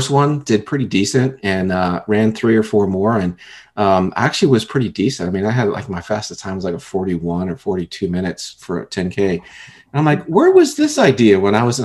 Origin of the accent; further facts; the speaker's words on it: Fort Lauderdale, Florida, United States; I was born and raised in Fort Lauderdale